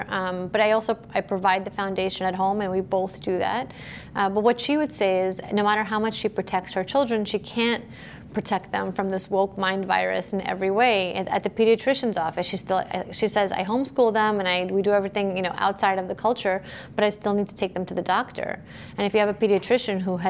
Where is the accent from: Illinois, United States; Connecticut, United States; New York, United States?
New York, United States; New York City; moved away as an adult; also born or lived in Soviet Union; now in Florida, United States; I was born in the Soviet Union and I came to the U.S. as a small child. I wasn't quite two yet. I grew up in Brooklyn